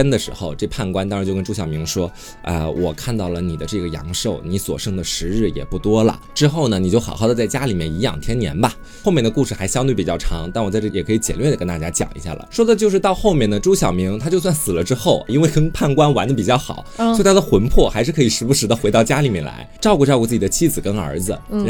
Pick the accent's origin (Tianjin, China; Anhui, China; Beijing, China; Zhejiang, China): Anhui, China; Jing County; 那不就是我的家乡？